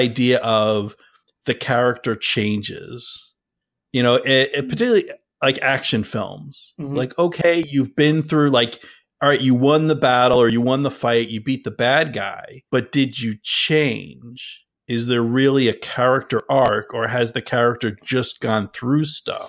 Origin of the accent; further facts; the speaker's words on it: New Jersey, United States; now in New England, United States; I grew up in Central Jersey as well